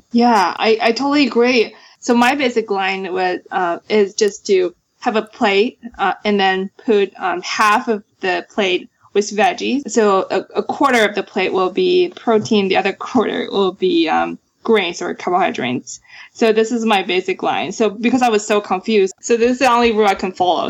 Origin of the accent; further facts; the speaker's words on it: China; moved away as an adult; also born or lived in New York, United States; now in Sunnyvale, United States; I grew up in China. I moved to the States uh, in 2009 for schools.